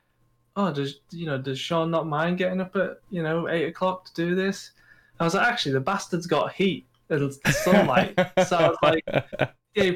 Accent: United Kingdom; we're British

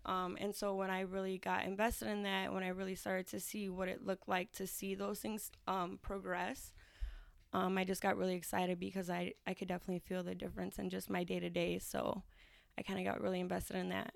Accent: Aurora, United States; I am from the East Side of Aurora.

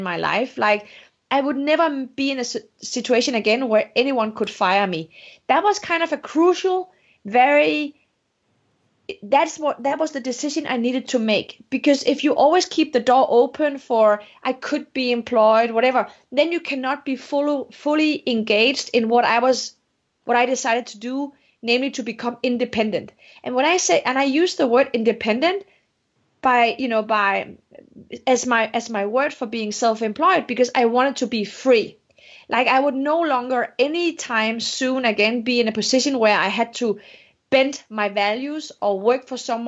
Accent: Denmark; English is a second language; moved away as an adult; also born or lived in Morocco; now in United States; I'm from Denmark. I was Moroccan Danish

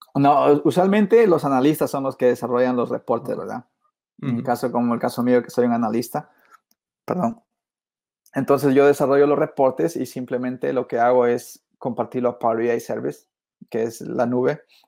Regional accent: Peru; moved away as an adult; now in United States; originalmente, como te dije, soy de Perú y, este, y he sido pues este hijo de agricultor, de cafetalero en Perú

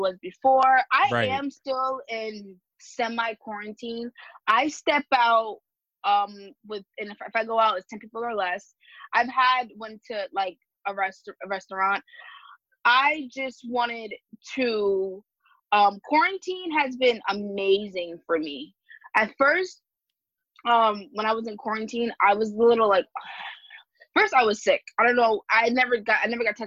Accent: Suffolk County, Long Island, New York, United States; I'm from Suffolk. I'm from Suffolk County in Long Island. And I live in Suffolk

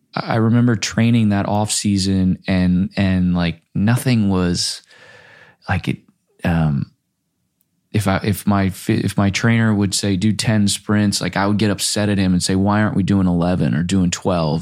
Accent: Florida, United States; moved away as an adult; also born or lived in Minnesota; now in Los Angeles, United States; grew up in Florida

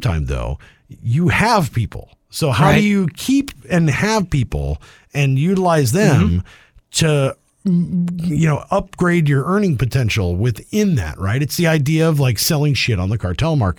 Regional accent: Midwest, United States; we're from the Midwest

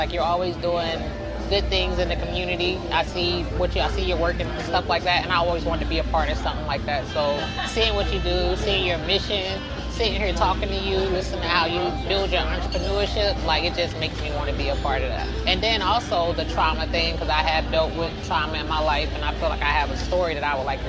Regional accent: Georgia, United States; born there; I'm 32 years old. I was born in South Georgia. I was born to military parents.

